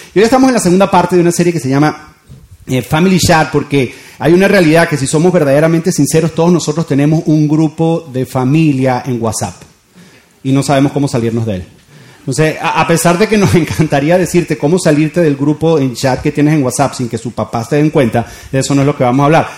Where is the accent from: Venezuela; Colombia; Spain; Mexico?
Venezuela; moved away as an adult; now in Doral, United States; yo me crié en Venezuela y mis hijos se están criando acá